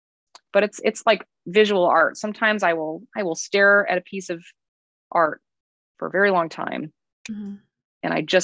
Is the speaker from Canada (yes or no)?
no; Colorado, United States; moved away as an adult; now in Cincinnati, United States; I'm from Colorado